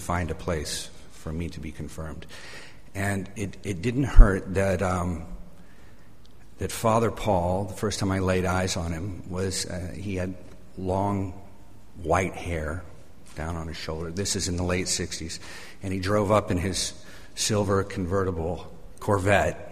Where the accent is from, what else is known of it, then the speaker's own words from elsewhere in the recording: Shreveport, Louisiana, United States; I was born and raised here in Shreveport. I lived here till I was about 16, and then I left for 16 years, and then I came back